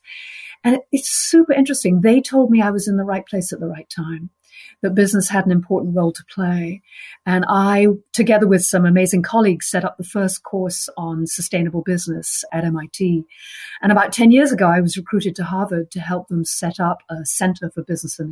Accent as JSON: {"language": "English", "country": "United Kingdom", "moved": "as an adult", "lives_now": "United States", "said": "I'm British"}